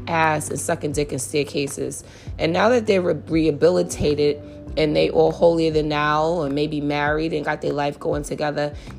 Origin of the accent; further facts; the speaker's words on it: New York City, New York, United States; I grew up in St. Nick Projects